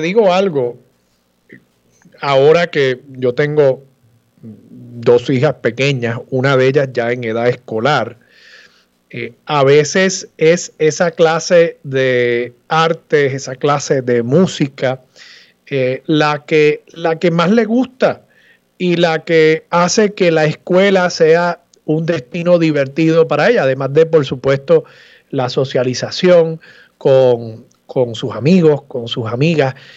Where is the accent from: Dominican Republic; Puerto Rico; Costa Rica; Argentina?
Puerto Rico; Levittown; Levitown, que es mi pueblo natal